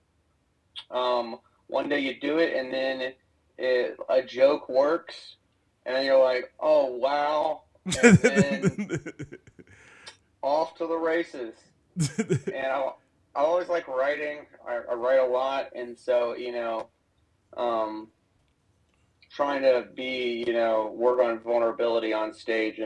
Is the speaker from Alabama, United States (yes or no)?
yes; Alabama, United States; as a kid growing up in Alabama